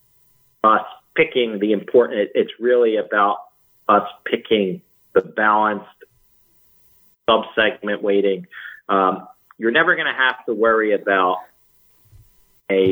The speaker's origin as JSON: {"language": "English", "area": "Jersey Shore", "region": "New Jersey", "country": "United States", "tie": "born or raised there", "said": "I grew up on the Jersey Shore"}